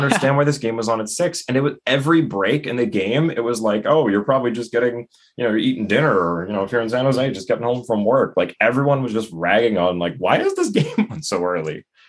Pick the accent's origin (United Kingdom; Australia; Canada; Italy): Canada; Toronto, Ontario; moved away; I'm originally from the Toronto area